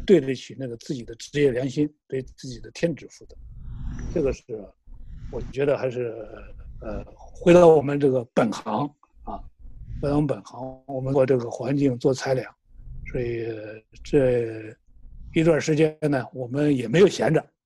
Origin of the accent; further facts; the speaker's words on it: China; 我们作为一个中国人